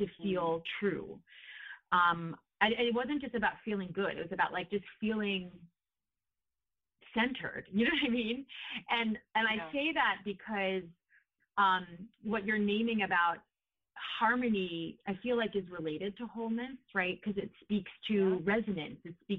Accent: New York, United States; moved away as an adult; now in California, United States; I grew up in New York and concrete

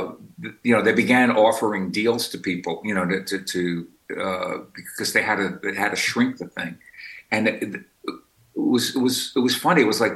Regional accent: New York City, New York, United States; also born or lived in Brooklyn / Westchester; I've been in Brooklyn now for more than 20 years, but I grew up in the Bronx

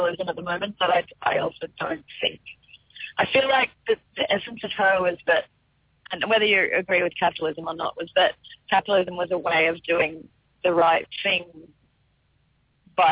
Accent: Byron Bay, New South Wales, Australia; I grew up in Byron Bay, which is like a hippie town

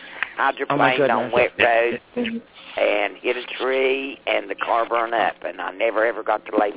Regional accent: Hardy, Virginia, United States; I'm from Hardy, Virginia. It's right outside of Roanoke, Virginia.

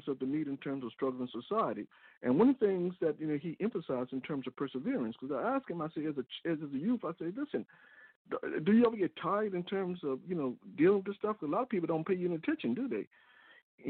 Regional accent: the South, United States; growing up in the South as a kid

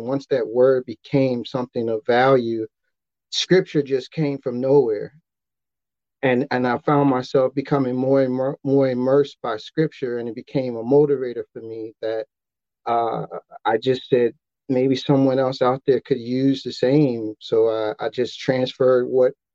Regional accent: Chicago, Illinois, United States; I'm from Chicago

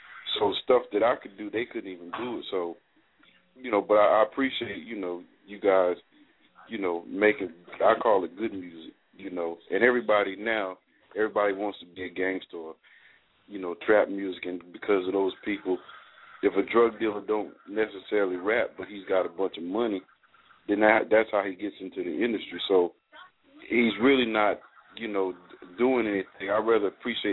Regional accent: California, United States; now in North Carolina, United States; I'm from California, so I grew up in the era of …

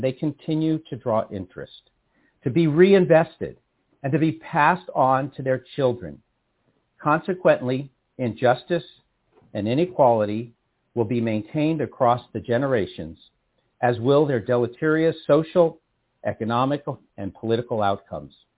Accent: San Rafael, California, United States; moved away as an adult; now in Berkeley, United States; I was born and raised in San Rafael, California

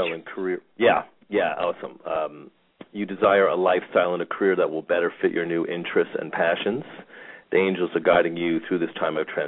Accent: New York, United States; moved away; I'm a New Yorker originally

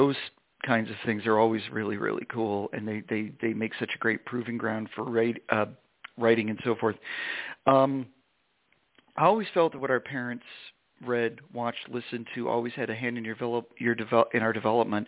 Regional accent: Vermont, United States; our respective hometowns, mine in Vermont

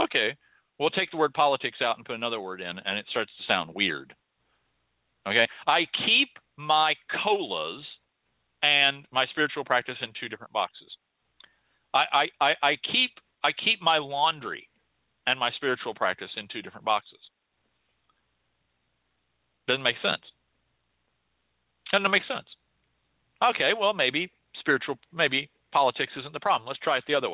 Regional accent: United States; as Americans

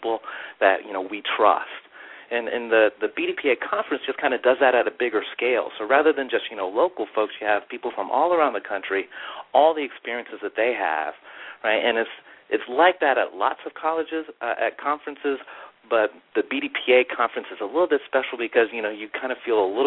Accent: Maryland, United States; now in Charlotte, United States; I'm originally from Maryland

